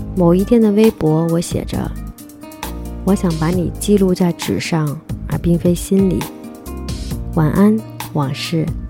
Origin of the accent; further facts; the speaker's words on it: Guangdong, China; 我是一个广东人，爱吃叉烧